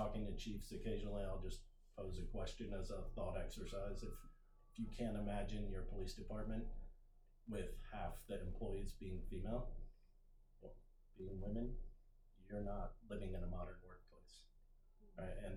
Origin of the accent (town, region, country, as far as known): Anne Arundel County, Maryland, United States; born or raised there; also born or lived in Montgomery County, Maryland / St. Louis, Missouri